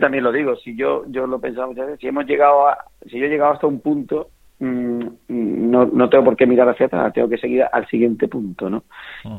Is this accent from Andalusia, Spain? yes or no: yes; Villalba del Alcor, Andalusia, Spain; moved away as an adult; now in Seville, Spain; yo soy de Villaba del Alcor, de un pueblo de Huelva y, bueno, y desde pequeño he mamado eso. como yo digo, me he criado detrás de un mozador